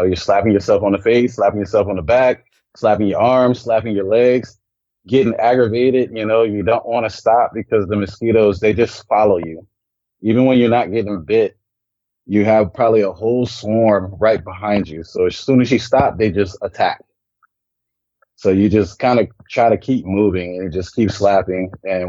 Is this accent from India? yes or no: no; Germany; born there; also born or lived in Colorado Springs, United States; No, we don't, but I was born actually in Germany. I'm a military brat.